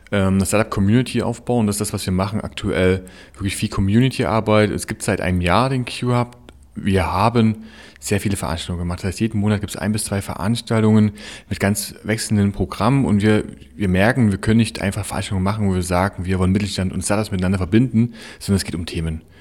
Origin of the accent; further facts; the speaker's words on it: Chemnitz, Saxony, Germany; und dann bin ich mal in meine Heimat zurückgekommen nach Chemnitz und musste irgendwie merken, Mensch, verdammt, das, was ich woanders sehe, das fehlt mir hier ein bisschen.